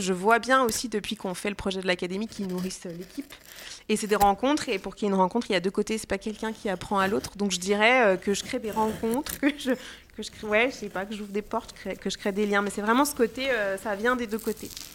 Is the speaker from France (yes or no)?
yes; Jura, Bourgogne-Franche-Comté, France; now in Lyon, France; je suis pas lyonnaise, mais je viens pas très loin. Je viens du Jura